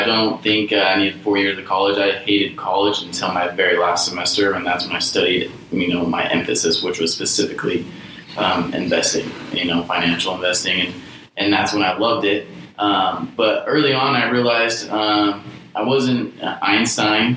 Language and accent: English; the Valley, Arizona, United States; also born or lived in Snowflake, Arizona / Idaho; my family moved away when I was little, moved to the Valley.